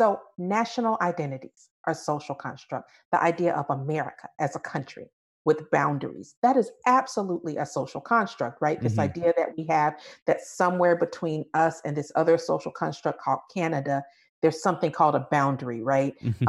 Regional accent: United States; But at the same time, the fact that I'm American very much shapes who I am.

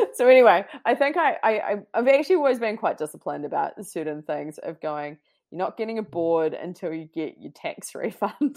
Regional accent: New Zealand; moved away as an adult; also born or lived in London; being the Kiwi sleuth that I was

